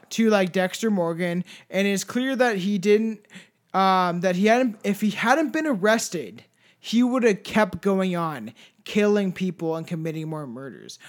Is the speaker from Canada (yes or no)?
yes; Paris, Ontario, Canada; also born or lived in Brantford, Ontario; Paris is, like, a little tiny town full of drugs that I grew up